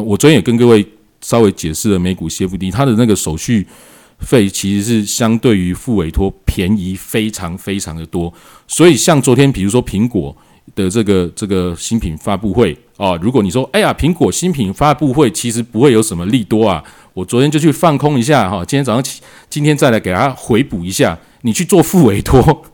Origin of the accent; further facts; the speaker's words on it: Taiwan; 我们台湾人